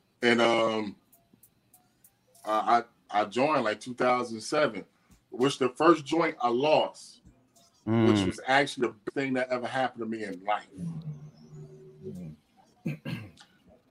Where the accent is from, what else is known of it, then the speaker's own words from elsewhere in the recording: Atlanta, Georgia, United States; I'm from Atlanta.